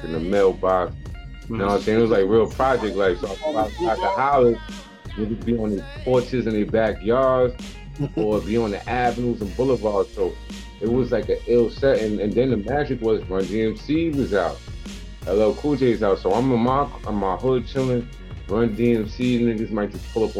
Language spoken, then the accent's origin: English; New York City, New York, United States; growing up in Hollis